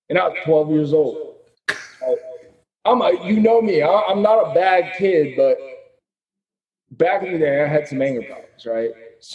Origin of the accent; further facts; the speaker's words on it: the South, United States; I'm from the South, you know. We were taught from a young age, like, be ruthless.